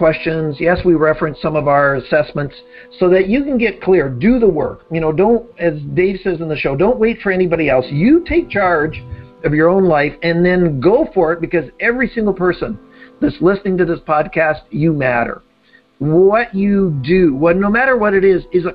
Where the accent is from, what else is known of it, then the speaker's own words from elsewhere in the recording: Canada; as a fellow Canadian